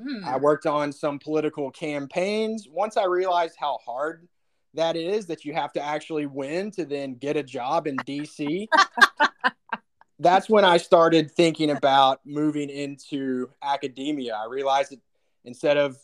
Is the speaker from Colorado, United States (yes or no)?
no; Arkansas, United States; moved away; I am from Arkansas, and so I was very thrilled to be moving back to the South